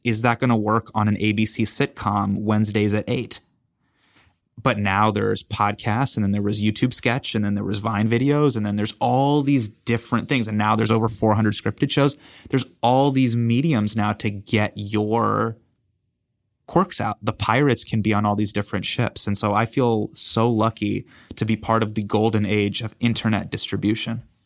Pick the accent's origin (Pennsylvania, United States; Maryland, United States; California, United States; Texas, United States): California, United States; Davis; I grew up in Davis